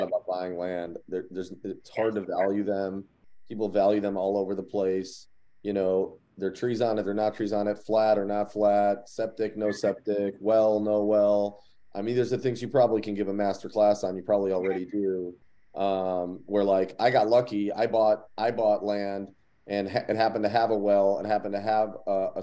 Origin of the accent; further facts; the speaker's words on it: Cleveland, Ohio, United States; growing up in Cleveland, Ohio